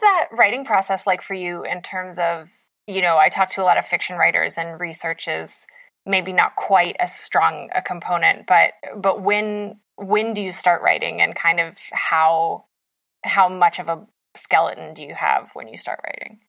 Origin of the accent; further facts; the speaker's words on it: West Virginia, United States; as an Appalachian